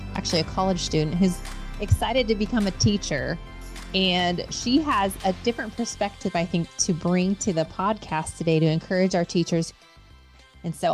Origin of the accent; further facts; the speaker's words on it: West Coast, United States; now in Midwest, United States; I'm from the West Coast